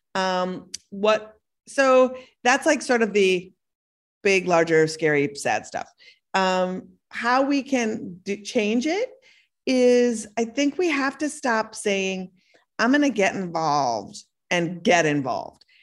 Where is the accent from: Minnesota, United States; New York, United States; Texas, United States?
Minnesota, United States; moved away; also born or lived in Brooklyn; I was born in Minnesota and I live part of the time in Brooklyn